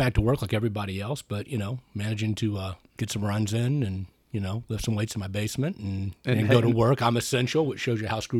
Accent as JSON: {"language": "English", "town": "Murfreesboro", "region": "Tennessee", "country": "United States", "tie": "born there", "said": "I was born in Murfreesboro, Tennessee. My parents met there in college, and my dad was in ROTC there, and they got married."}